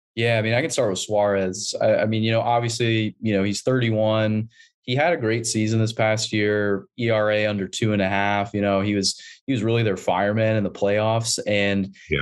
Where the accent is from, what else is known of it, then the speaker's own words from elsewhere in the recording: San Diego, California, United States; moved away as an adult; now in Portland, United States; I grew up in San Diego, diehard Padres fan